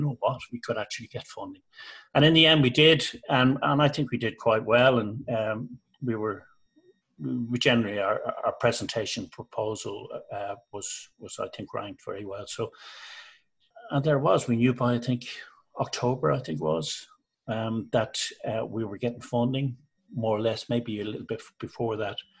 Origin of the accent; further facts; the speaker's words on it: Ireland; moved away as an adult; also born or lived in Liverpool; I'm Irish. My wife's Irish